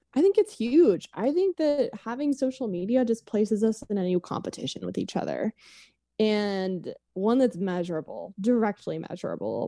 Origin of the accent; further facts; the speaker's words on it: Oklahoma City, Oklahoma, United States; moved away as an adult; now in Los Angeles, United States; I was born and raised in Oklahoma City, um, and then after college, moved to Los Angeles to work